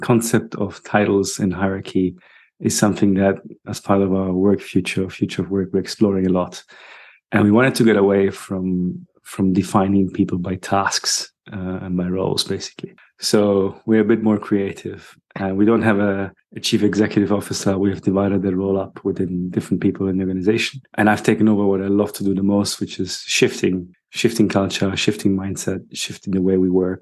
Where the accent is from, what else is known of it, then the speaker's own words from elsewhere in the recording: Germany; moved away as an adult; also born or lived in England / Dubai / Sydney, Australia / Greece; now in Madeira, Portugal; I was born in Germany. And when people ask me where you're from, I still don't know where I'm from. I usually say my passport is Italian. And then I grew up in Germany.